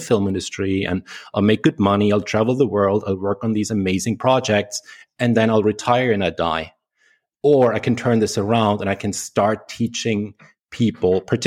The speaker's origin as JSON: {"language": "English", "country": "Germany", "said": "I came back to Germany. That's where I'm originally from, if you can't tell from my accent."}